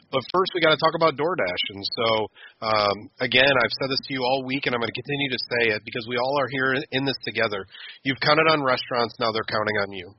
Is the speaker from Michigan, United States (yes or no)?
no; Sandusky, Ohio, United States; I was born and raised in Sandusky, Ohio